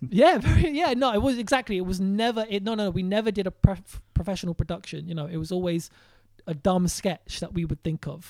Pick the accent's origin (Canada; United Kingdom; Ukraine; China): United Kingdom; London; I grew up in West Hampstead, but I spent a lot of time in Kilburn.